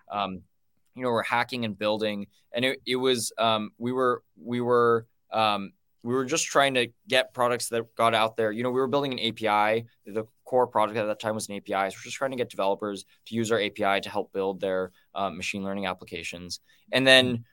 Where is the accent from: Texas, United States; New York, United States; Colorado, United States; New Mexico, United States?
New Mexico, United States; Los Alamos; I grew up in Los Alamos, New Mexico